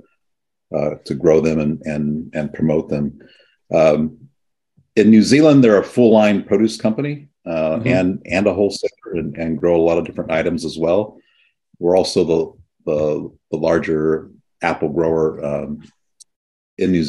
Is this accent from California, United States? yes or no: yes; San Joaquin Valley, California, United States; now in Monterey Bay, United States; I grew up in the San Joaquin Valley